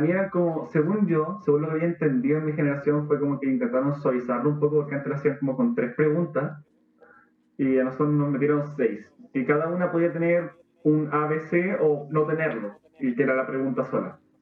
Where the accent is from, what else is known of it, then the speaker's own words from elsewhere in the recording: Temuco, Araucanía, Chile; moved away; soy de Temuco